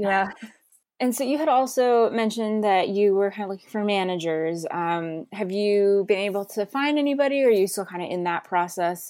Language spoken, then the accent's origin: English; New Jersey, United States; also born or lived in Pennsylvania; I grew up in New Jersey